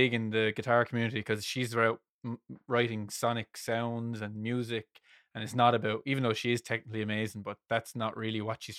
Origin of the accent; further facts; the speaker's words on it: South West England, United Kingdom; Real voice reveal. I'm actually from Somerset.